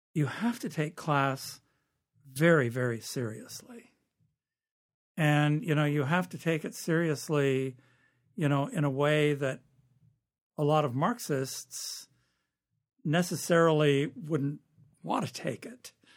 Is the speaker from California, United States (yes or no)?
yes; California, United States; moved away; I'm from California, and the vast majority of Californians speak like me. That's where I grew up.